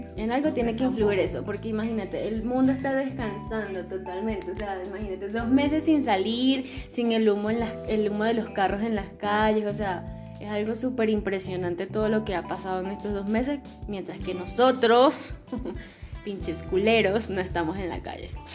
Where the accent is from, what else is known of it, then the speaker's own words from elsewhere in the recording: Venezuela; moved away; somos de allá, de Venezuela